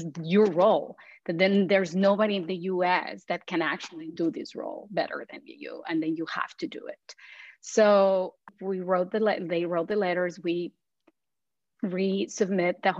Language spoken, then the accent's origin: English; Mexico; moved away as an adult; also born or lived in Panama; now in United States; I'm a Mexican immigrant. I was born and raised in Mexico and in Panama. My dad is Mexican, my mom is from Panama. I lived between those two countries.